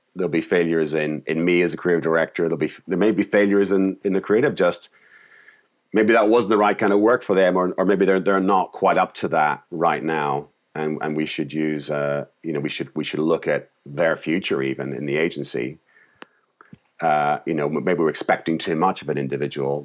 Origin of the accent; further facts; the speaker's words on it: Northern Ireland, United Kingdom; moved away; I came from Ireland, Northern Ireland